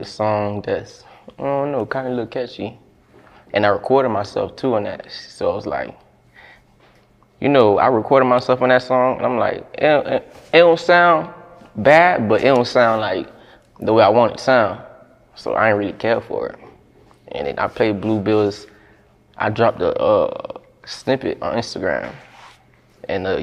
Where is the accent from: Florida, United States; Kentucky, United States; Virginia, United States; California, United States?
Florida, United States; Broward County; I'm from Broward. Straight out of Broward